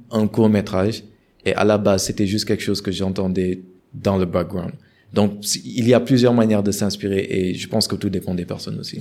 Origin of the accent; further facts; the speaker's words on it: Senegal; en tant que Sénégalais